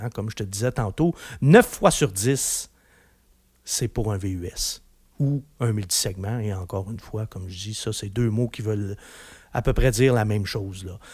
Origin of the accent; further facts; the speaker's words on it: Quebec, Canada; chez nous, au Québec